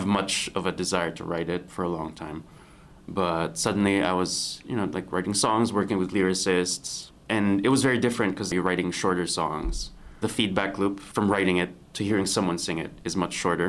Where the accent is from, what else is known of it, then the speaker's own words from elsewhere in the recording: Philippines; moved away as an adult; also born or lived in New York, United States; Now I'm in the Philippines. I'm in my home country